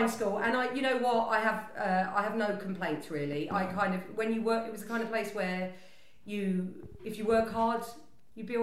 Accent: Greenford, London, United Kingdom; I grew up in North West London, Greenford, which is, if you know the tube map, quite near the end of the Central Line

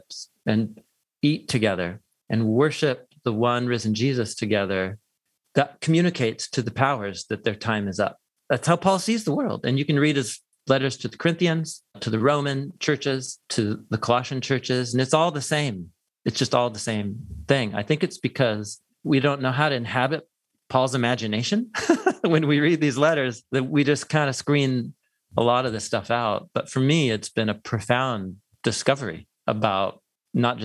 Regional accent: Portland, Oregon, United States; moved away as an adult; also born or lived in Madison, Wisconsin; I grew up in Portland, Oregon

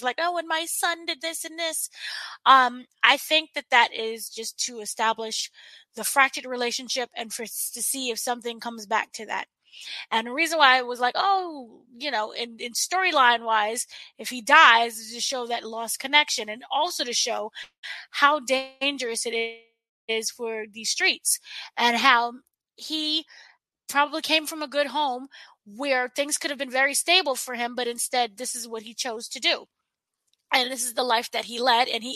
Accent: New York, United States; I'm from New York

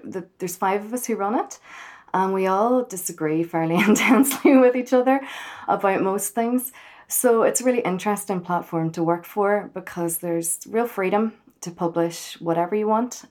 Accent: Belfast, Northern Ireland, United Kingdom; from Belfast

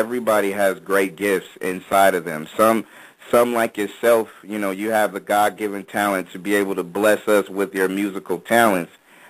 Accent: California, United States

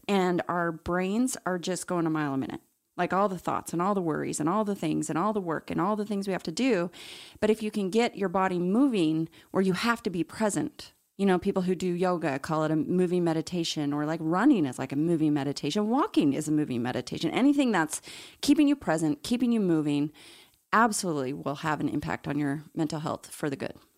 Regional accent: Salt Lake City, Utah, United States; growing up in Salt Lake City, Mormon

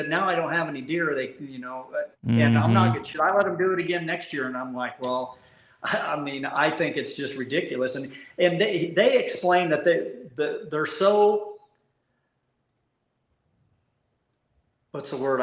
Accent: Missouri, United States; moved away as an adult; now in Lineville, United States; I grew up in Missouri

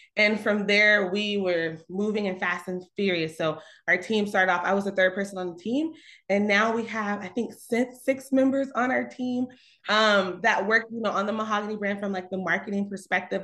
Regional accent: Conyers, Georgia, United States; I'm from Conyers, Georgia, so it's about 30 minutes outside Atlanta

